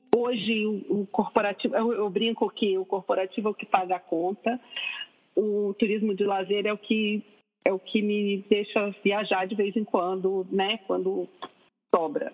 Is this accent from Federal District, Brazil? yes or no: yes; Brasília, Federal District, Brazil; moved away as an adult; now in Rio de Janeiro, Brazil; eu sou de Brasília